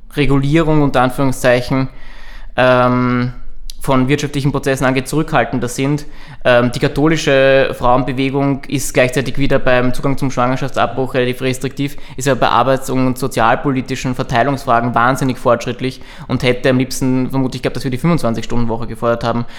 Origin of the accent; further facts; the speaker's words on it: Burgenland, Austria; ich komme aus dem Burgenland